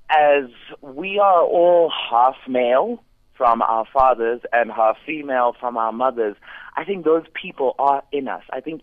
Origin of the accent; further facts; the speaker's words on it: Zimbabwe; I am from Zimbabwe.